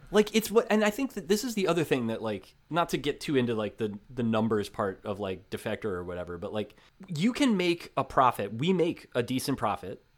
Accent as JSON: {"language": "English", "region": "New Jersey", "country": "United States", "tie": "born or raised there", "said": "Growing up in New Jersey"}